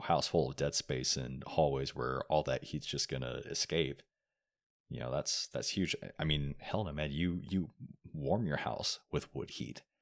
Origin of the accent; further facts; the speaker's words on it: Oregon, United States; moved away as an adult; also born or lived in Texas; I grew up in Oregon